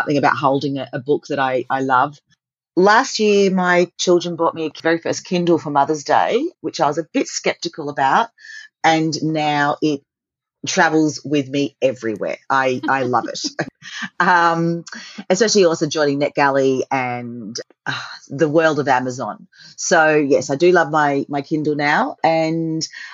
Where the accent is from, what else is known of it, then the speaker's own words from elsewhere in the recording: Australia; As an Aussie